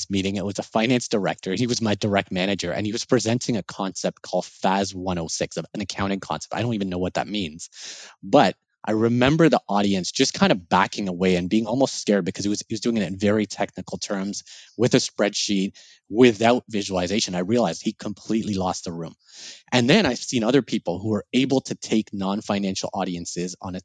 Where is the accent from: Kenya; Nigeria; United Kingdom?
Kenya; now in Canada; So I grew up in Kenya. And I moved to Canada.